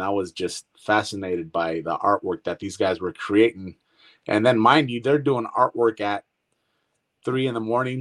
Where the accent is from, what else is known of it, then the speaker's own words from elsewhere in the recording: Brentwood, California, United States; also born or lived in Antioch, California / San Joaquin Valley, California; I pretty much grew up with everybody out here in Brentwood